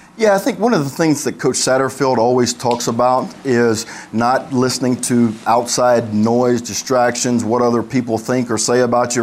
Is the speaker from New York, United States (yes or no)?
no; Montgomery, Alabama, United States; I'm from Alabama, Montgomery guy